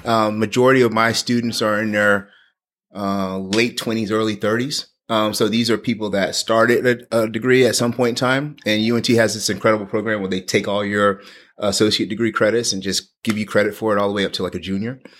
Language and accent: English; New Orleans, Louisiana, United States; moved away as an adult; also born or lived in Mississippi / Washington DC; now in Texas, United States; I grew up in New Orleans, actually on, uh, West Bank in New Orleans. So I spent my, born and raised there.